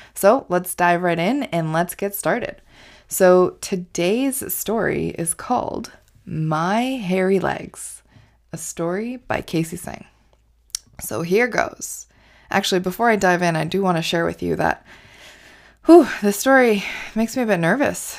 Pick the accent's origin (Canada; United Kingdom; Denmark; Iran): Canada; also born or lived in India; So, I grew up in India. And at the age of five, my family and I moved to Canada.